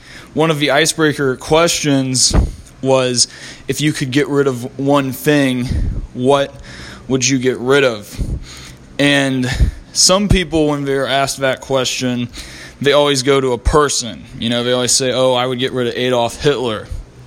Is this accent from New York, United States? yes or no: no; Columbus, Ohio, United States; my hometown, Columbus, Ohio